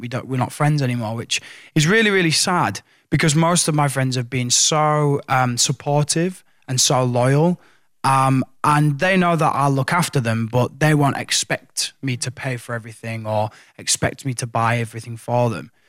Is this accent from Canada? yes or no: no; Hull, Yorkshire and the Humber, United Kingdom; my headline shows in in in Hull in my hometown